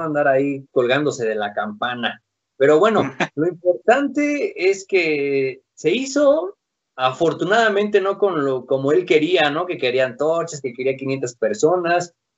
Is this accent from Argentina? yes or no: no; Mexico; somos mexicanos